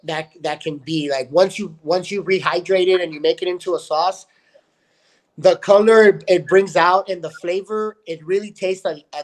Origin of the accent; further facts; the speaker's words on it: El Paso, Texas, United States; moved away as an adult; now in California, United States; my hometown of El Paso, Texas